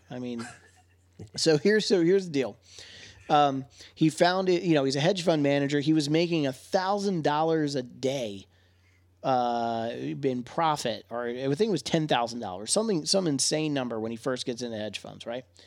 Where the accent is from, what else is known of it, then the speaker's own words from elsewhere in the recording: Wilmington, Delaware, United States; my hometown of Wilmington, Delaware